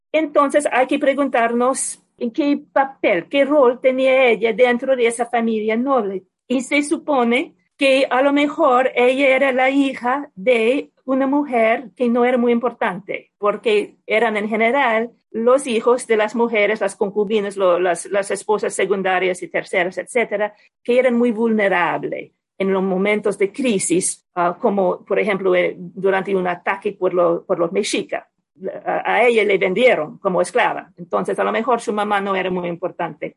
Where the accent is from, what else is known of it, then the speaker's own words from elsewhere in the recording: United States; en mi país